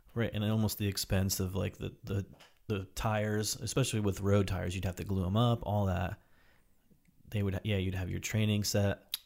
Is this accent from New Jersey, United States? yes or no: yes; New Jersey, United States; now in Portland, United States; my buddies and I grew up in New Jersey